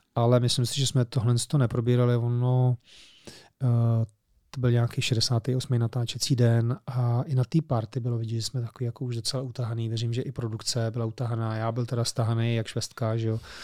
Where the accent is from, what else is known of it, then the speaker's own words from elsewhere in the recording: Czechia; my jako Češi